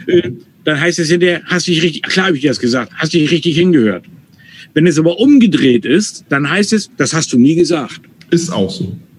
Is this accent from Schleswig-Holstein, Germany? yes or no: yes; North Frisia, Schleswig-Holstein, Germany; first language German; ich bin in Nordfriesland groß geworden oder habe jahrelang in Nordfriesland gewählt, mhm. äh, gelebt